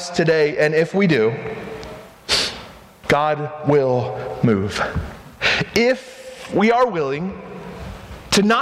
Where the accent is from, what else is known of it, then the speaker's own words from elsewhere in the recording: United States; I'm American